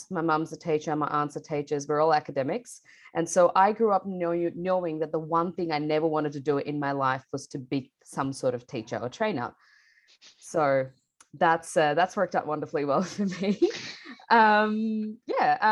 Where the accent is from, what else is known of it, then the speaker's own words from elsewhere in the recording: Bangladesh; now in Melbourne, Australia; I grew up in Bangladesh and I moved to Melbourne, Australia with my family about 12 years ago now